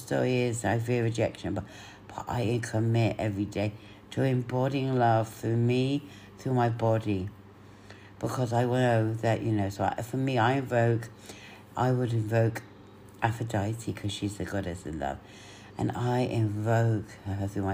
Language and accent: English; Cyprus